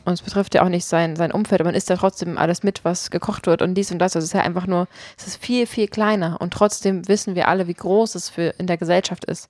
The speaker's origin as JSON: {"language": "German", "town": "Potsdam", "region": "Brandenburg", "country": "Germany", "tie": "born or raised there", "also_born_or_lived": "Berlin / London", "said": "Ich bin in Potsdam aufgewachsen und klar, ich habe auch mal in Berlin und London gelebt"}